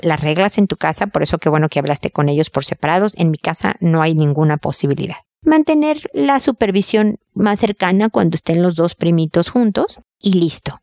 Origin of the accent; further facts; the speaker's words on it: Mexico; now in Chile; yo soy mexicana